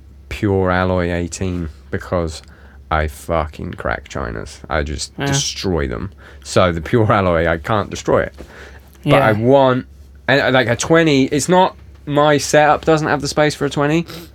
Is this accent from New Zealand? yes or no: no; England, United Kingdom; Dual, if you're American. Dual. Yeah, sorry, dual. I'm English.